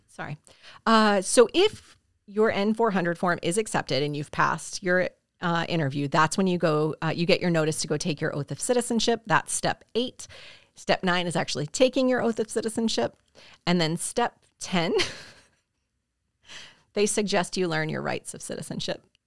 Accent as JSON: {"language": "English", "region": "South Carolina", "country": "United States", "tie": "born or raised there", "said": "my home state of South Carolina"}